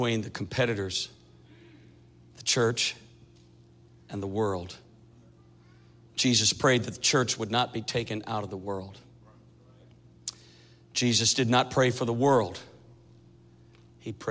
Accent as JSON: {"language": "English", "region": "Minnesota", "country": "United States", "tie": "born or raised there", "moved": "yes", "lives_now": "Kansas City, United States", "said": "I grew up in Minnesota"}